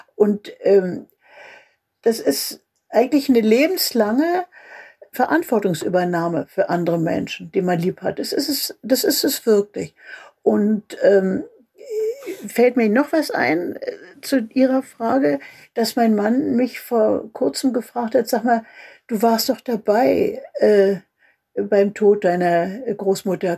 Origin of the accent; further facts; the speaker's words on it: Germany; also born or lived in Berlin; now in Mecklenburg, Germany; als Deutsche in der Welt